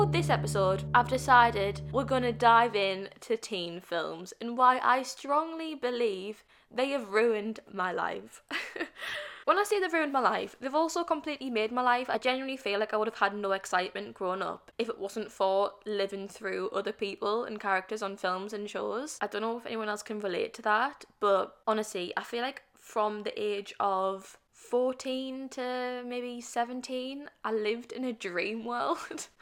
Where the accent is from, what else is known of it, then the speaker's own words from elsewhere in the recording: United Kingdom; being British.